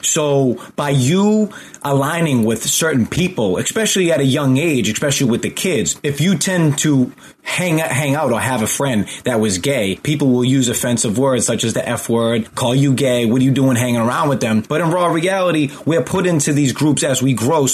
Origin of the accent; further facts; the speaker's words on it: just outside of Boston, Massachusetts, United States; I grew up just outside of Boston